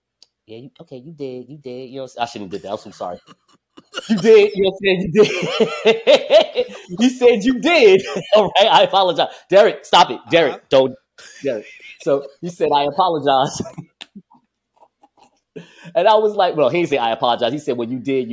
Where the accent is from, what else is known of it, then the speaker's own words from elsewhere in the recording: Newark, New Jersey, United States; It's a publication here in my hometown, Newark, New Jersey